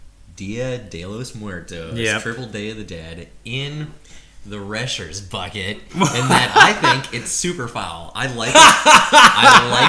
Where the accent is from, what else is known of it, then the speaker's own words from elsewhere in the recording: Minnesota, United States; now in Australia; as a Minnesotan